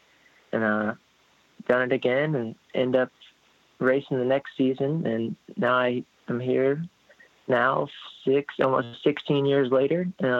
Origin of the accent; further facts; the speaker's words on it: Indianapolis, Indiana, United States; Born in Indianapolis, Indiana, and I'm still living in the same place I came home to.